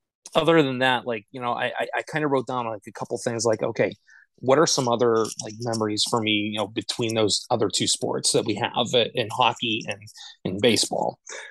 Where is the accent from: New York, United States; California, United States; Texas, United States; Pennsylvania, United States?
Pennsylvania, United States; Saxonburg; now in Kalamazoo, United States; currently right now, like I said, I live in the Kalamazoo area. Was born and raised north of Pittsburgh in a little town called Saxonburg. And this town in Saxonburg, which is 45 minutes or so due north of the city of Pittsburgh.